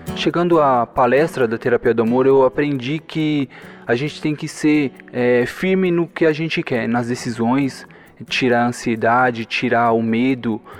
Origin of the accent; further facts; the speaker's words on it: Brazil; sou do Jardim Planalto